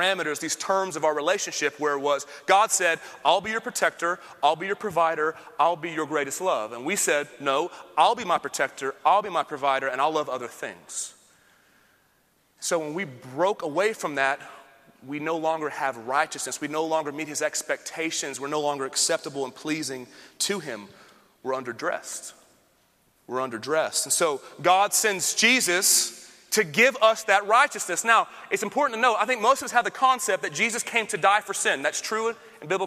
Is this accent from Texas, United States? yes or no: yes; Austin, Texas, United States; I'm from Austin